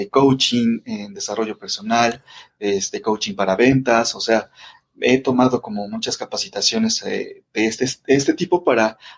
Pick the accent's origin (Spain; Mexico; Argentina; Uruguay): Mexico; Mexico City; yo estoy, eh, te digo, acá en la Ciudad de México, de aquí soy, aquí nací y este, eh, pues he cambiado como de distintas colonias y todo esto, pero sigo viviendo en la Ciudad de México